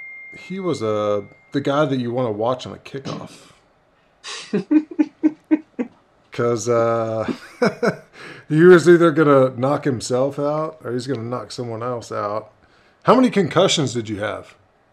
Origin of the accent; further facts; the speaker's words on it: Texas, United States; I'm from Texas. We don't really play lacrosse in Texas.